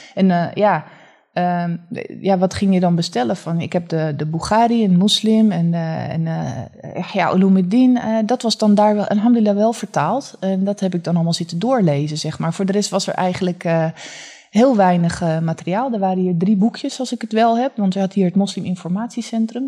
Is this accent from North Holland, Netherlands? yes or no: yes; Haarlem, North Holland, Netherlands; also born or lived in Leiden; ben geboren en getogen in Haarlem